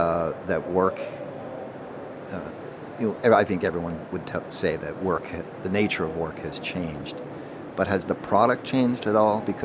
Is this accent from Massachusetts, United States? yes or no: yes; Boston, Massachusetts, United States; my hometown of Boston, Massachusetts.